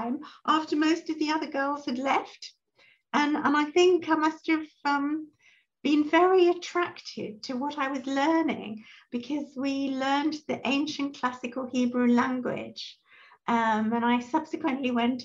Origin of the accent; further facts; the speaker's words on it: London, United Kingdom; I grew up in London, in England